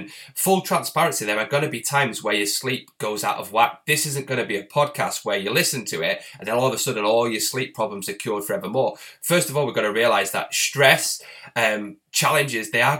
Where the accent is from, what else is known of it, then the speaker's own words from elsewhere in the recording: Bury, North West England, United Kingdom; I'm actually from Bury, which is next to the town Bolton, and that's where Peter Kay's from, so it's very much a similar area